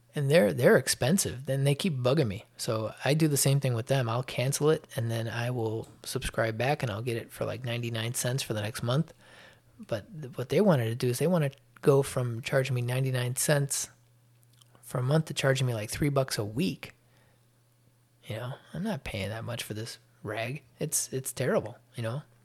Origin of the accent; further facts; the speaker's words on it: Chicago, Illinois, United States; also born or lived in Atlanta suburbs, Georgia; now in Atlanta, United States; I was born in Chicago. I'm now living in the lovely state of Georgia in the north, uh, eastern suburbs of Atlanta